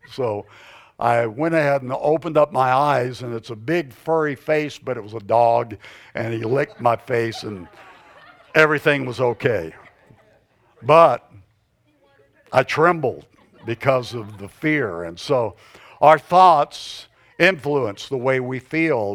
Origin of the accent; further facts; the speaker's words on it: the South, United States; moved away as an adult; now in Arizona, United States; I was born and raised in the South.